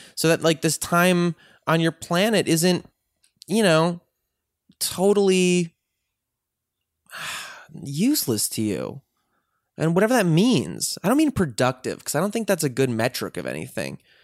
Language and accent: English; Chicago, Illinois, United States; Chicago where I grew up